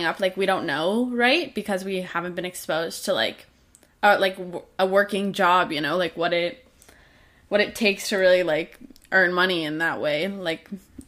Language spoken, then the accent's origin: English; Canada; I'm Canadian myself as well